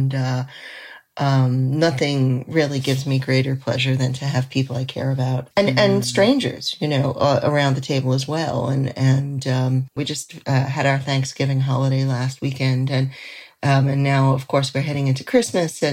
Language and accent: English; New York City, New York, United States; now in New England, United States; I grew up in Manhattan